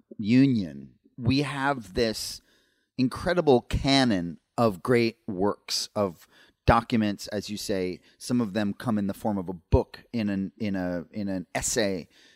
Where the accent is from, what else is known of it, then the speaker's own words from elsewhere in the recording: Princeton, New Jersey, United States; Thomas Jefferson and Aaron Burr famously dueled in my hometown of Princeton, New Jersey.